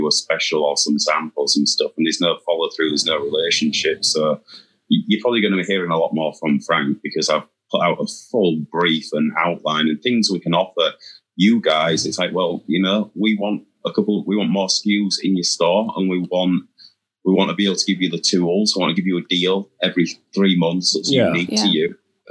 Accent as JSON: {"language": "English", "region": "England", "country": "United Kingdom", "moved": "yes", "lives_now": "United States"}